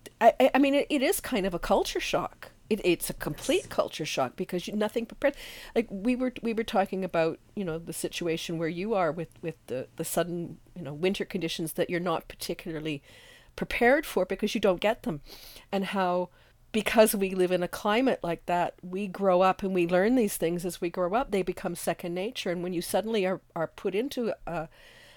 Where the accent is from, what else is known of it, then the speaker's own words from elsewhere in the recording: Canada; as a Canadian